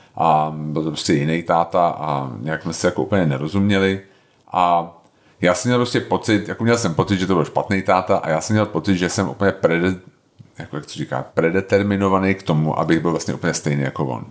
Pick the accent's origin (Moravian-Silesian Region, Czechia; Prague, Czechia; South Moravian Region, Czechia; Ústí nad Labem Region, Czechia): Prague, Czechia; já jsem vyrůstal na Jižním městě